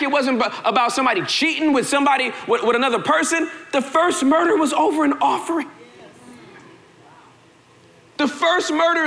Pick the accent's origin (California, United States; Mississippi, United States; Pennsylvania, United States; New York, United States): California, United States; Southern; moved away; I'm from Southern California, born and raised